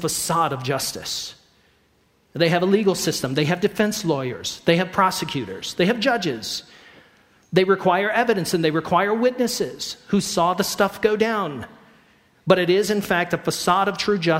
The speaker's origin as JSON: {"language": "English", "region": "Idaho", "country": "United States", "said": "We're from Idaho."}